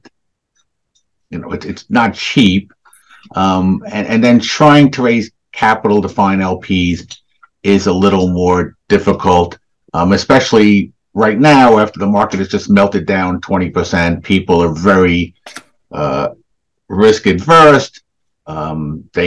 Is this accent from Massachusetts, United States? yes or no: no; Essex County, New Jersey, United States; I grew up mainly in New Jersey, in Essex County.